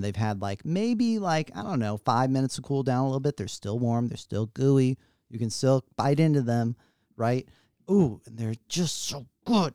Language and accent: English; United States